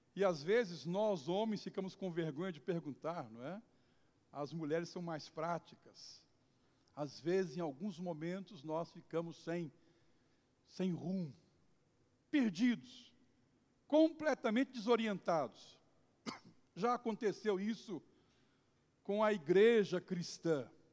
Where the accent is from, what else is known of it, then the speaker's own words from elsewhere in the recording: Brazil; nós somos cidadãos brasileiros